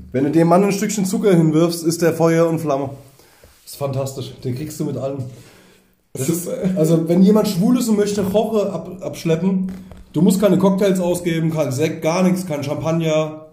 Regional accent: East Germany, Germany; wir kommen ja aus dem Osten, wir hatten wenig Geld

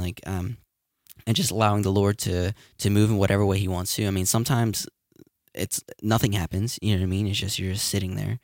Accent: Bridgeton, New Jersey, United States; My hometown.

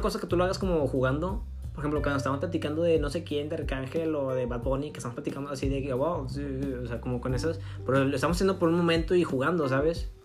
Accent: northern Mexico, Mexico; accent: northern; del norte, ¿sabes? Que aquí tenemos un tono muy, muy distinguido

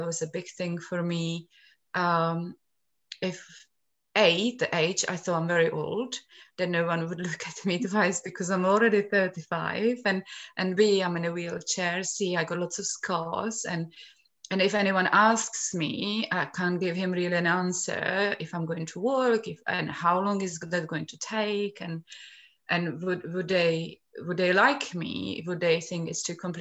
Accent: Czechia; moved away; I come from Czech Republic

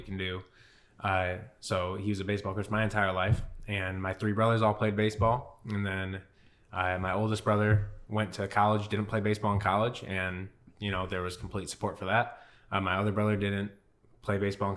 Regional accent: Adrian, Michigan, United States; moved away as an adult; also born or lived in Centerville, Michigan / Melbourne, Australia / Newcastle, Australia; now in Venice, Florida, United States; I'm originally born and raised in Adrian, Michigan, small town outside of Detroit

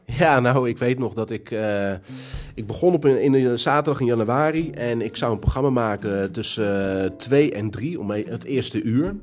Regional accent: Castricum, North Holland, Netherlands; Ik ben niet geboren in Kastrikum. Ik ben hier komen wonen toen ik, uh, eh, denk tien was

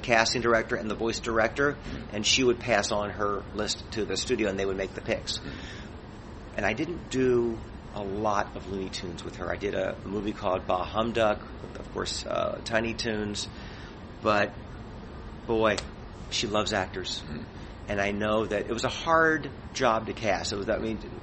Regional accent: Midwest, United States; I'm a kid growing up in the Midwest

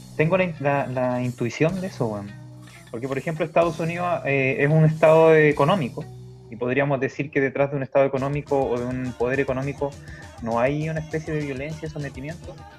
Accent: Chile; nosotros somos una civilización, la civilización chilena, y, el país chileno

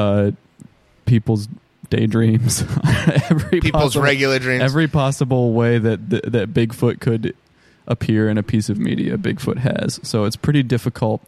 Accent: United States; we're American

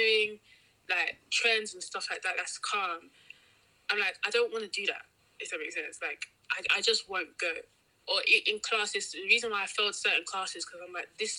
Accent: Nigeria; Like, growing up, because obviously we're Nigerian, right?

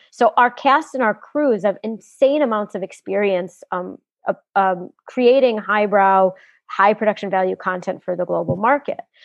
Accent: United States; moved away as an adult; now in South Africa; I grew up in the U.S.

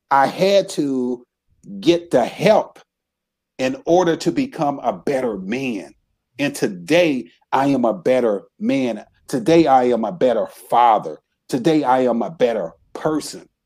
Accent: Racine, Wisconsin, United States; moved away as an adult; I grew up in Racine, Wisconsin

